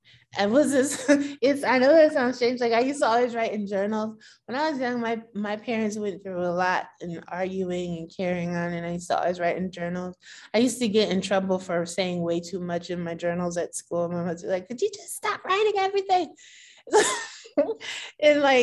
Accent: Bridgeport, Connecticut, United States; also born or lived in California / Norwalk / Boston; I was born in Bridgeport. We lived in California for like 4 or 5 years. And we moved back to be closer to the larger part of my family.

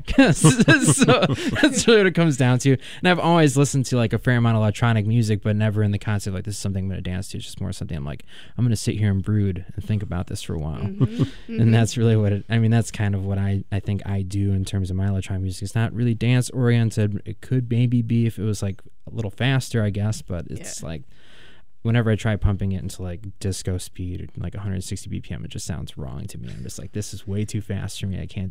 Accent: Kenosha, Wisconsin, United States; also born or lived in Milwaukee; now in Madison, United States; I'm from Kenosha

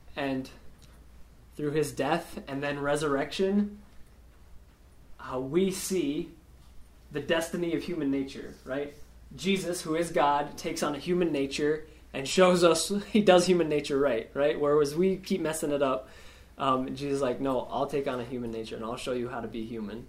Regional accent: Spearfish, South Dakota, United States; now in Rapid City, United States; I'm from Spearfish, born and raised there, uh, grew up there, and uh, living in Rapid now.

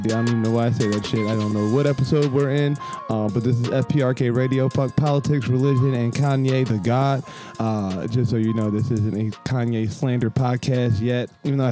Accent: Pennsylvania, United States; we're from Pennsylvania

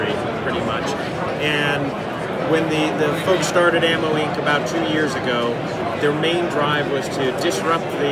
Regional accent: Arizona, United States; my hometown.

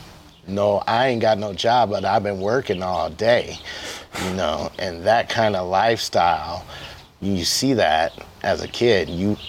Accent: Toledo, Ohio, United States; Toledo, Ohio.

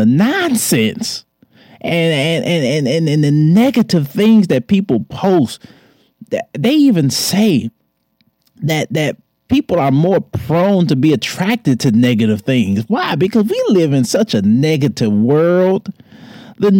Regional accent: Detroit, Michigan, United States; moved away; Shout out to my hometown. Shout out to the D

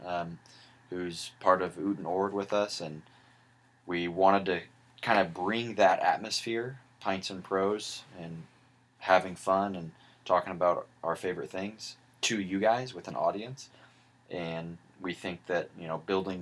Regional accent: Ventura County, California, United States; We're both from Ventura County

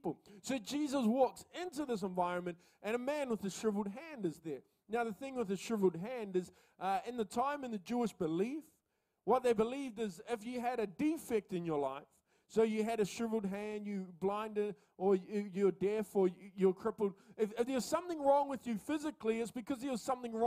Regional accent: Coromandel Peninsula, Waikato, New Zealand; now in Auckland, New Zealand; I grew up in the Coromandel Peninsula

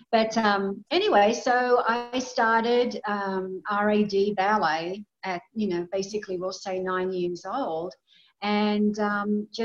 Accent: Australia; also born or lived in Gold Coast, Queensland; I'm Australian. I was born in a tiny little country town um, with, you know, very small population.

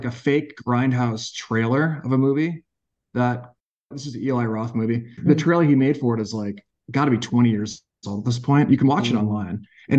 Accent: Massachusetts, United States; I grew up in Massachusetts, so I'm pretty familiar.

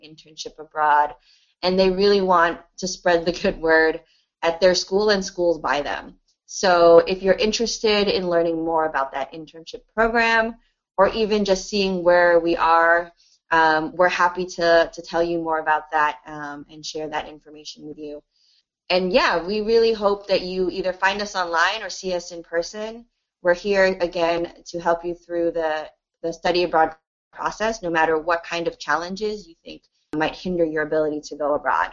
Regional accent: United States; I was born in the United States

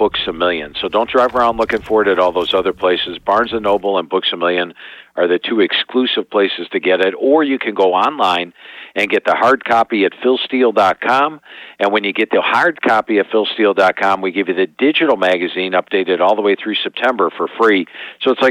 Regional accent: Ohio, United States; growing up in Ohio

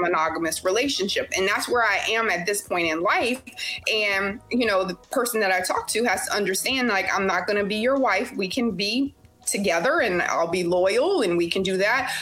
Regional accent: Louisiana, United States; moved away as an adult; now in Houston, United States; I'm originally from Louisiana and I live in Houston, Texas. And I've been here about 17 years now, um, but I'm still straight LA.

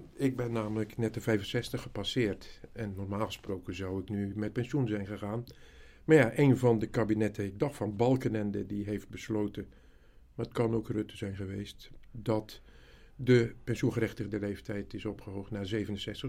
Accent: Zeeland, Netherlands; ik kom uit Zeeland, dat is misschien goed om te weten. Een klein dorpje, zestienhonderd mensen aan de boorden van de Oosterschelde. Wij woonden achter de Oosterscheldedijk.

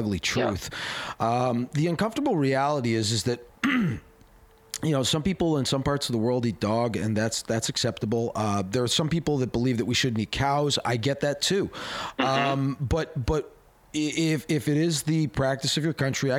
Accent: Canada; as a Canadian

